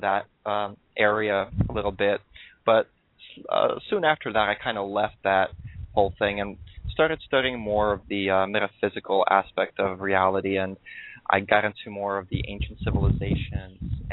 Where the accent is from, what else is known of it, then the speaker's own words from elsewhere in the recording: New York City, New York, United States; moved away as an adult; also born or lived in Russia; now in Southern California, United States; I was born in Russia, and then I moved to New York City when I was 8 years old.